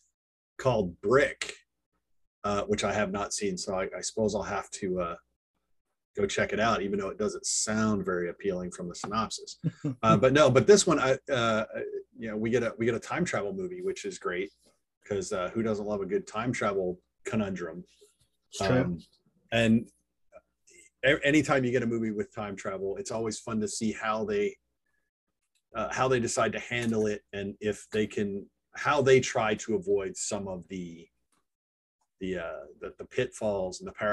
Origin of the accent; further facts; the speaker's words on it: United States; I'm American